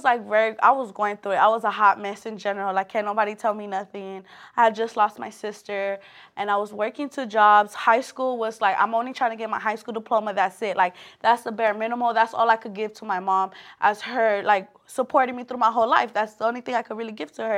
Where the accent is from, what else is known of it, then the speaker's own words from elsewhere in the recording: Los Angeles, California, United States; born and raised in South Central